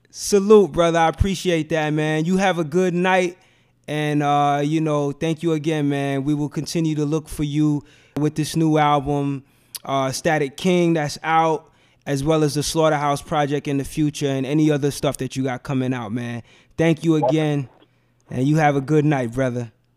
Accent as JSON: {"language": "English", "town": "New York City", "region": "New York", "country": "United States", "tie": "born or raised there", "said": "I grew up in Bed Stuy"}